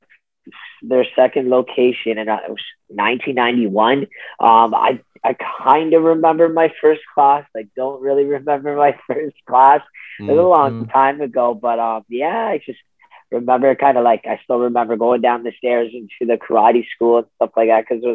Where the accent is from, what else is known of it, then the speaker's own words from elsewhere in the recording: Ottawa, Ontario, Canada; I'm from Ottawa, Ontario.